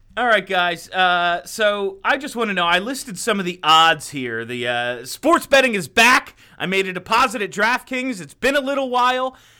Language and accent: English; New England, United States; accent: New England